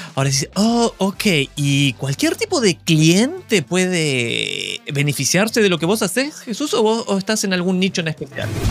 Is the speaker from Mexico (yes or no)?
no; Argentina; Soy argentino